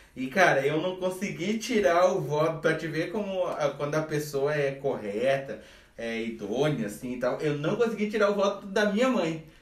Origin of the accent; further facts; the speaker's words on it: Brazil; a gente cresceu na Ponte Verde, sem mimimi, a gente era guri que chutava bola na rua